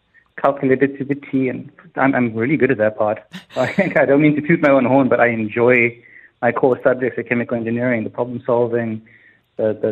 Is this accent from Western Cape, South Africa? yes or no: yes; Cape Town, Western Cape, South Africa; moved away; I grew up in Cape Town, South Africa